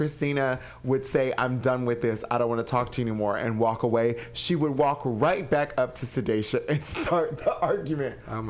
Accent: Anaheim, California, United States; I'm originally from Anaheim, California.

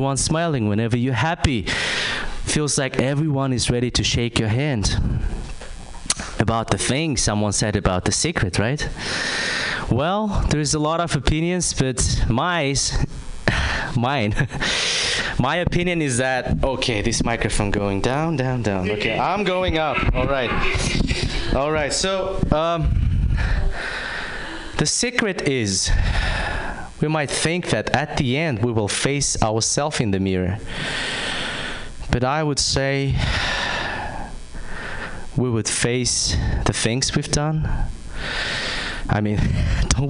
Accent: Kazakhstan; moved away; I'm from Kazakhstan

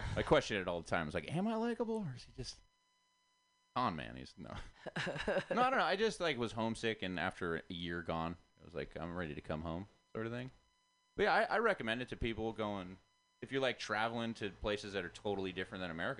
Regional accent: Goleta, California, United States; I grew up in Goleta, Santa Barbara, right near Montecito, where Oprah lives. So, I'm on like a working class family

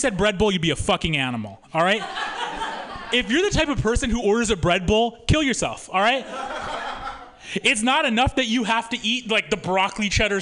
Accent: Missouri, United States; moved away; I'm from Missouri originally

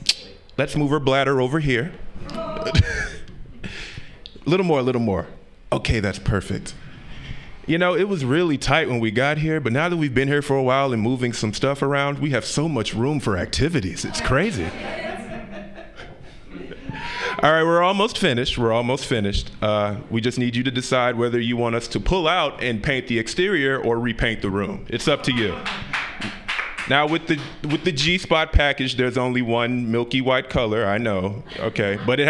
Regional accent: Utah, United States; I'm from Utah.

